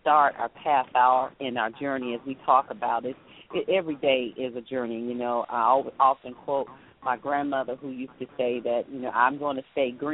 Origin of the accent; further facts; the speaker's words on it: the South, United States; accent: southern drawl; my southern drawl